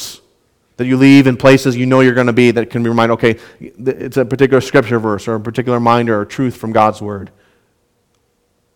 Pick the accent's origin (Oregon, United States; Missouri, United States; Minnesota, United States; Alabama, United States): Minnesota, United States; Southwest; moved away; where I grew up in Southwest Minnesota